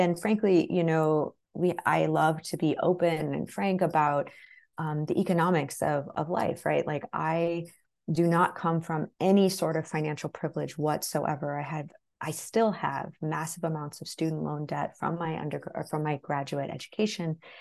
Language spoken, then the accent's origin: English; the Ozarks, Southern Missouri, United States; I grew up in Southern Missouri, deep Southern Missouri in the Ozarks.